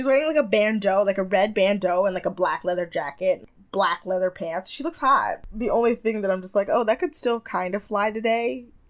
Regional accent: Jamaica; I'm Jamaican!

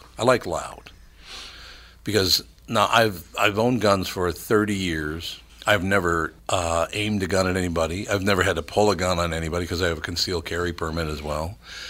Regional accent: Minneapolis, Minnesota, United States; I learned that from growing up in North Minneapolis, though.

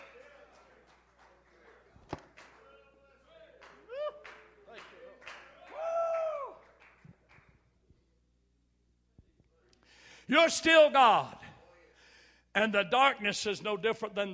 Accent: United States; I'm a true-blooded, dyed-in-the-wool, red-blooded American all the way.

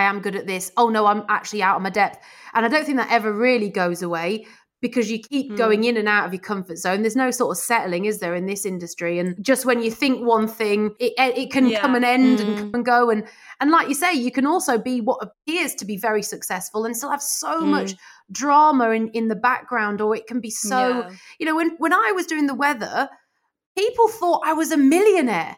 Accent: Midlands, United Kingdom; moved away as an adult; now in London, United Kingdom; I was from the Midlands

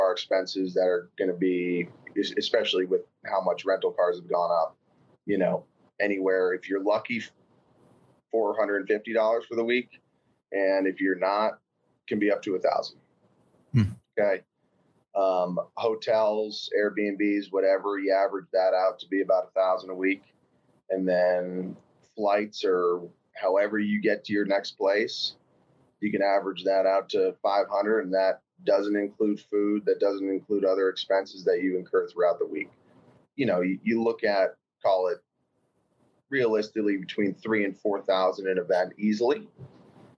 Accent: Northeast Pennsylvania, United States; I grew up in Northeast Pennsylvania

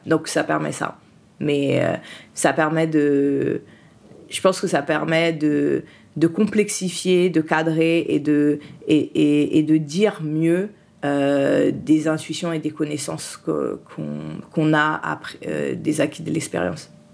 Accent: France; also born or lived in Haiti; je suis née en Haïti et je suis arrivée en France. Euh, mon père était déjà en France et il a fait le regroupement familial. Donc je suis arrivée en France

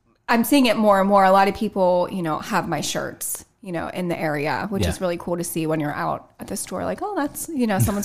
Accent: Grapeville, Pennsylvania, United States; now in Mount Pleasant, United States; I grew up in Grapeville. I live in Mount Pleasant.

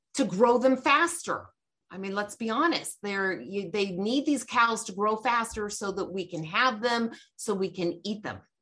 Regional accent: Georgia, United States; I'm from Georgia

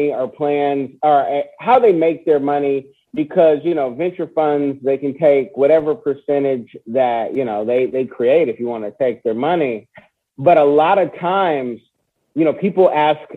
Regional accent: United States; As an American

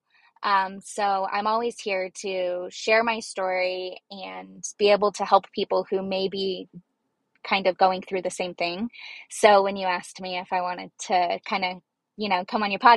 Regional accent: Arizona, United States; I'm from Arizona and basically native. I've lived here my whole life

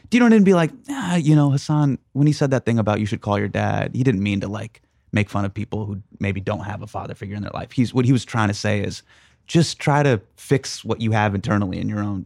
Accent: Sacramento, California, United States; I grew up with in Sacramento

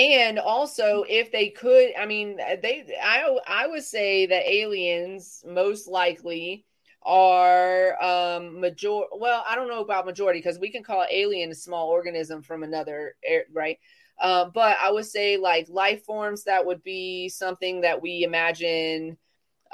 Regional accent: the South, United States; I'm from the South

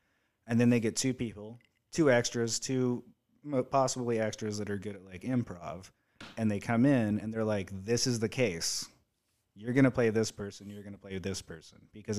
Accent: the South, United States; I'm from the South.

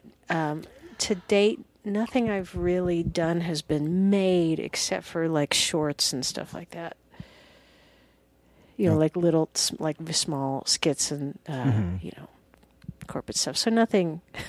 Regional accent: Alabama, United States; also born or lived in Georgia; No, I'm from Alabama and Georgia.

